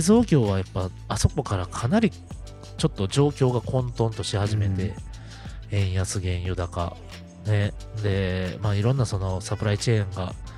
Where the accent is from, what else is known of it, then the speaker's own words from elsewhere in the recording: Osaka, Japan; 地元大阪、うん、もしくは関西